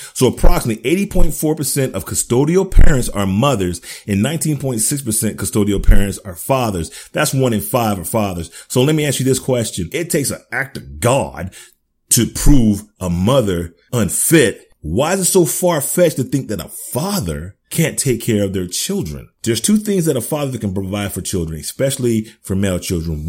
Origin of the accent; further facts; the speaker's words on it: United States; I'm an American.